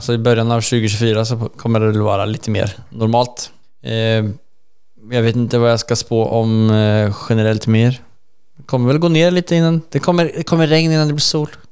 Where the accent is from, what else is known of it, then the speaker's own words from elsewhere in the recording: Sweden; vi pratar svenska och vi är svenskar